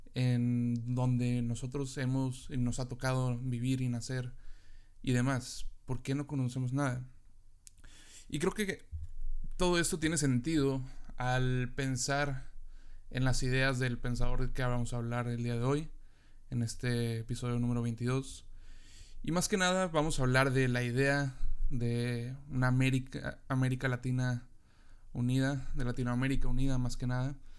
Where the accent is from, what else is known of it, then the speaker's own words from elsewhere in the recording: Mexico; yo como mexicano